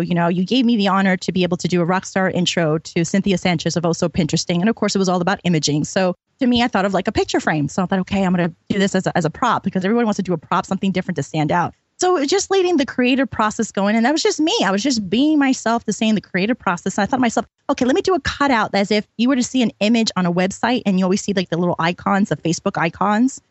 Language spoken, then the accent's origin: English; New York, United States; I'm from New York